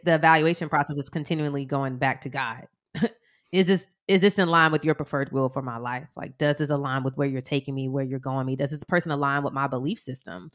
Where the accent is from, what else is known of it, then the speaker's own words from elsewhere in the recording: Atlanta, Georgia, United States; we're from Atlanta